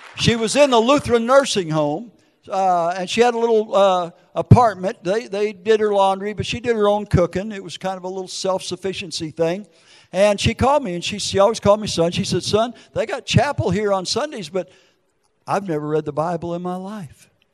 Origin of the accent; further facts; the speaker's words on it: Minneapolis, Minnesota, United States; moved away; also born or lived in Wisconsin; Wisconsin, Minneapolis, Minnesota